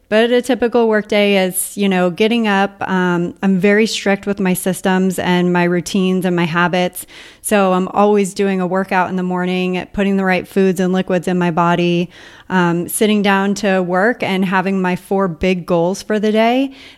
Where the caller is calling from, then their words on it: Puerto Rico; from Entrepreneurs on Fire and I'm calling from Puerto Rico.